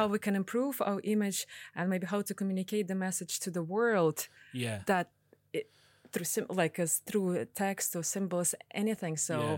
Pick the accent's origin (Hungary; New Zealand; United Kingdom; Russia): Russia; English is a second language; also born or lived in Tajikistan; now in Ireland; And in the 90s, they had to leave because of the civil war. {S4} Okay. {S3} And they moved to Russia. So my dad originally from Korea and my mom is Russian. And then they had to move to Russia.